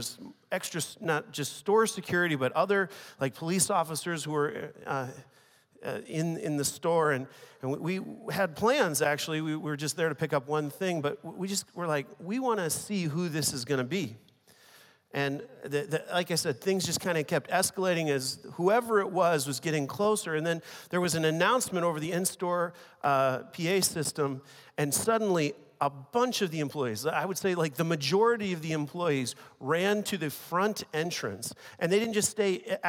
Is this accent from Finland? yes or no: no; China; English is a second language; I want to begin by just sharing a story with you from when I was a teenager growing up in China.